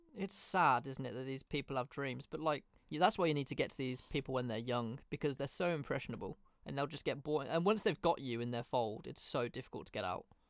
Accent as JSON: {"language": "English", "town": "Birmingham", "region": "West Midlands", "country": "United Kingdom", "tie": "born or raised there", "said": "not really where I grew up, but kind of where I grew up in Birmingham"}